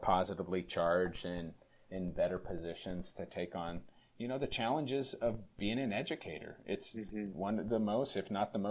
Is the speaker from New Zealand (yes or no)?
no; California, United States; now in Minnesota, United States; I grew up in California. I'm in my fourth year living in Minnesota